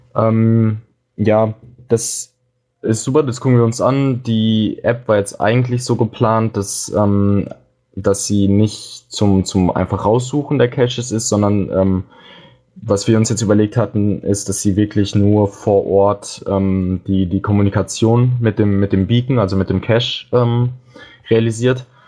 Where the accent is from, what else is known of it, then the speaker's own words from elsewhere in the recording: Dortmund, North Rhine-Westphalia, Germany; moved away as an adult; now in Hamburg, Germany; ich komme ursprünglich aus Dortmund und bin jetzt nach Hamburg gezogen.